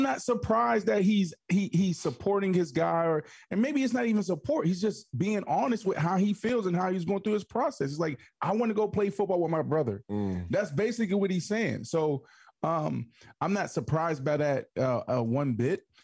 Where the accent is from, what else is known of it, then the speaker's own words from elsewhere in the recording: Pittsburgh, Pennsylvania, United States; I'm from Pittsburgh